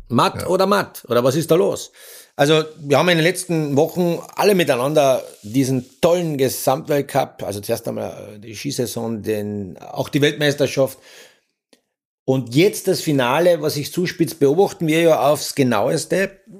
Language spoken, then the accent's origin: German; Austria; bei uns in Österreich